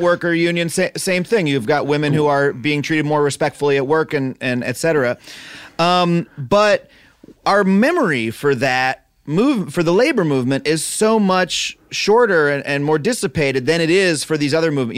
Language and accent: English; United States; me as an American